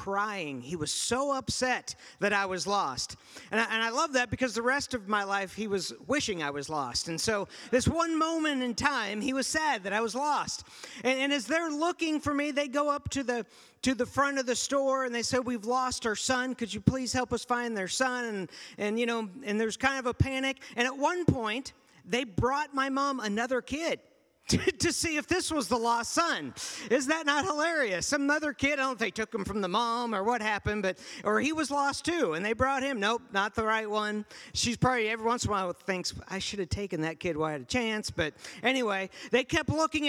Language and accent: English; Kansas, United States; also born or lived in Pittsburgh, Pennsylvania; when I was six, I moved from Pittsburgh, Pennsylvania to Kansas.